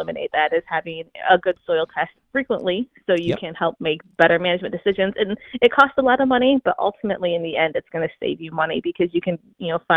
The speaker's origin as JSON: {"language": "English", "region": "Michigan", "country": "United States", "said": "I'm from Michigan"}